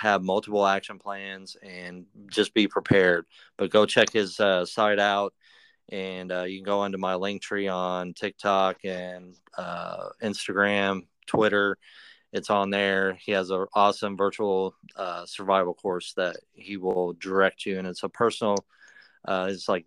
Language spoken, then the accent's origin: English; Evansville, Indiana, United States; moved away as an adult; now in Henderson, Kentucky, United States; I grew up in Evansville, and then I just had to get out of Evansville